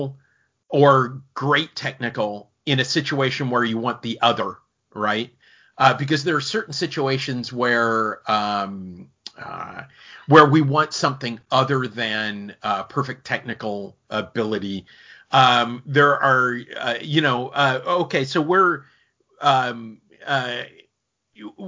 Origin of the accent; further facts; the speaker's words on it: Minnesota, United States; now in Florida, United States; I grew up in Minnesota